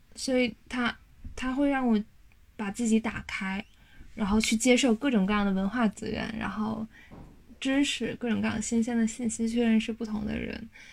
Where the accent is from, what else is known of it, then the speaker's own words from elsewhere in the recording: China; moved away as an adult; 我作为一个中国人